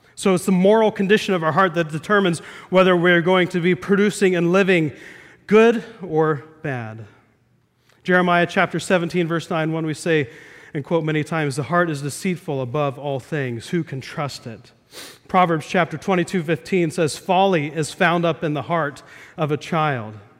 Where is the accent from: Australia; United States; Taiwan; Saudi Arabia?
United States; Midwest; We played euchre a lot growing up in the Midwest